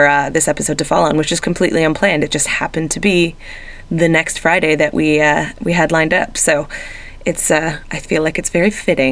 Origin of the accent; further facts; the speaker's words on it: Toronto, Ontario, Canada; moved away; it's in my hometown